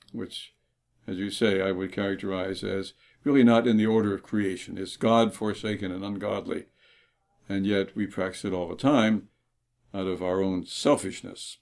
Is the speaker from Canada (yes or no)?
yes; Toronto, Ontario, Canada; when I was growing up in Toronto